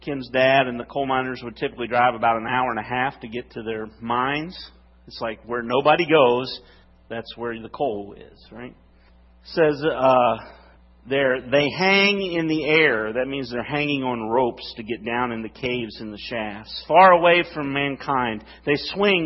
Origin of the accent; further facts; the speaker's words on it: West Virginia, United States; I'm from West Virginia.